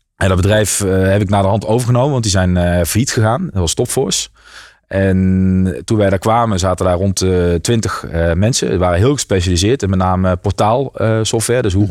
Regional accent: south of Maastricht, Limburg, Netherlands; die stond in uh, onder Maastricht. dus net voordat je de Belgische grens overgaat. En ehm, nou, daar heb ik ook mijn hele jeugd doorgebracht

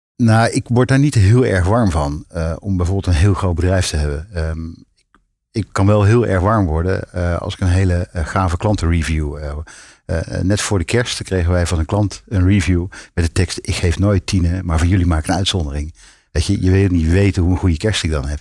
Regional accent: North Brabant, Netherlands; in mijn studententijd in Brabant, waar ik vandaan kom

